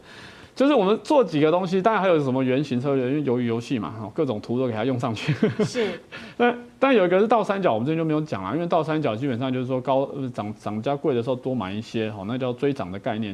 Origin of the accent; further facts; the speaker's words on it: Taiwan; 我们台湾人